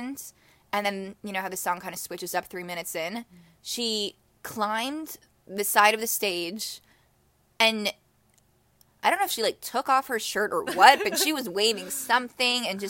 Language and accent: English; Chicago, Illinois, United States; we're both from Chicago